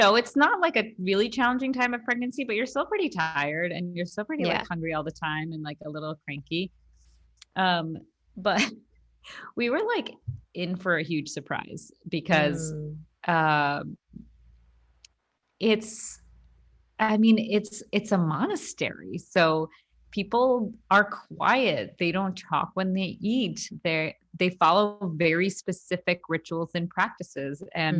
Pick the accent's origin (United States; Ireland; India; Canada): India; So as an Indian person growing up Hindu, there were times where we did, like, meditation, or you meditate on a mantra, and, like, and that's really common.